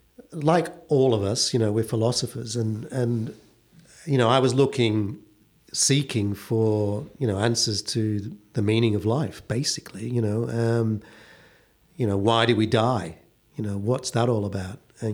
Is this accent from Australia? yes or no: yes; Perth, Western Australia, Australia; Well, no, because what would happen traditionally in Perth is, as soon as you were old enough as a teenager and you'd saved enough money, you'd go back to Tintagel.